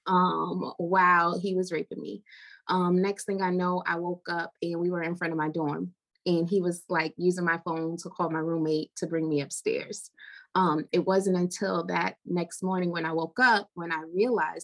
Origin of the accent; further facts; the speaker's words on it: New York, United States; I am from New York